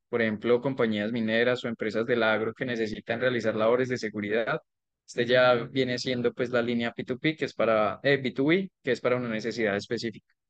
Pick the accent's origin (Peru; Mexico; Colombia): Colombia